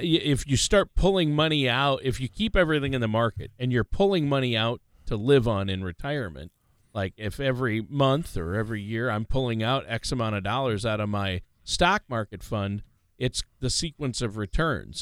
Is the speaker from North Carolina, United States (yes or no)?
no; Minnesota, United States; also born or lived in South Dakota / Los Angeles, California / Nashville, Tennessee; I grew up in Minnesota, right uh, about 50 miles straight east of the South Dakota border